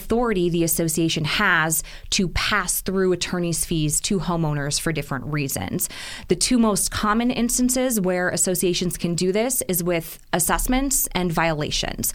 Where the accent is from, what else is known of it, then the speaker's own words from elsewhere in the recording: Midwest, United States; now in Arizona, United States; I'm originally from the Midwest.